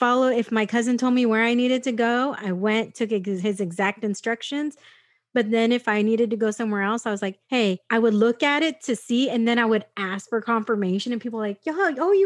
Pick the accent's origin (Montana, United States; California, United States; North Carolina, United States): California, United States; San Diego; I grew up here in San Diego